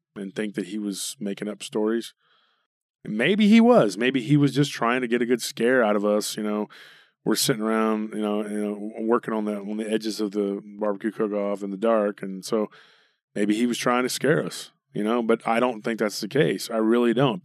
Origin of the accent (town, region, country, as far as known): Taylor, Texas, United States; born or raised there; moved away